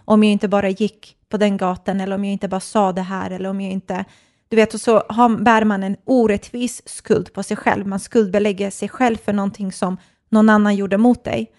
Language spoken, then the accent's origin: Swedish; Stockholm, Stockholm County, Sweden; also born or lived in Nacka; jag är uppvuxen i Stockholm